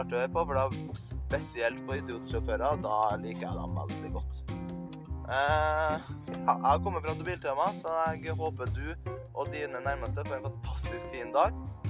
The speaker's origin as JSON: {"language": "Norwegian", "region": "Trøndelag", "country": "Norway", "accent": "Trøndelag dialect", "said": "kommer fra Trøndelag. Det hører dere kanskje også på dialekta mi"}